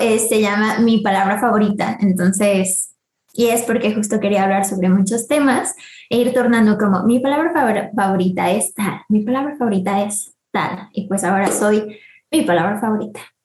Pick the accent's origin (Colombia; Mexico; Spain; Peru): Mexico; Mexico City; nacida el 12 de mayo del 98 en la CMX, así que pues soy chilanga, bueno, de feña.